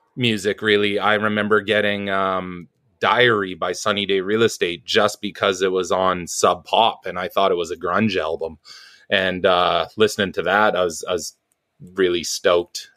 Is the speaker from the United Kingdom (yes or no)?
no; suburbs of Vancouver, British Columbia, Canada; also born or lived in New Westminster; I was born in a town called New Westminster, which used to be the capital of uh BC a long long long time ago in the cowboy days. Um it's like a suburb of Vancouver, and I kind of lived around the uh, Vancouver Island and stuff like that um, till I was six, and then just kind of suburbs of Vancouver